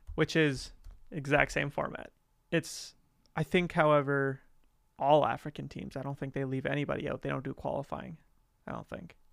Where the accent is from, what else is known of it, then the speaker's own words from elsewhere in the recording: Calgary, Alberta, Canada; I'm from Calgary, Alberta. Canada.